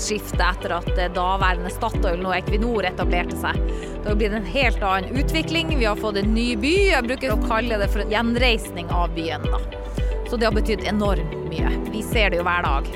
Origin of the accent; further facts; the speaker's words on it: Hammerfest, Finnmark, Norway; kommer jeg sjøl fra Finnmark og fra Hammerfest